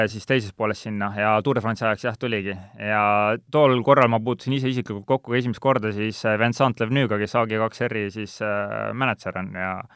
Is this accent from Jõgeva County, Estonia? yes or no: yes; Siimusti, Jõgeva County, Estonia; also born or lived in Kuremaa; ma olen Siimusti poiss, kui nii võtta, et äh, päris lapsena käisin Siimusti lasteaias, elasin Siimustis